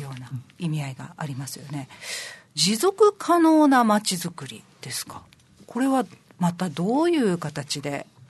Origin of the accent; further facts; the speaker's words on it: Naha, Okinawa, Japan; 住んでね、もう長いですけど、まあ、生まれ育ってね、ここで長いですけど